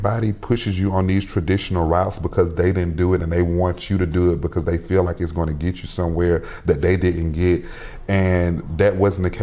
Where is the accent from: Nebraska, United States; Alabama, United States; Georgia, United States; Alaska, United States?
Georgia, United States; Macon; moved away as an adult; I had worked in Macon in my hometown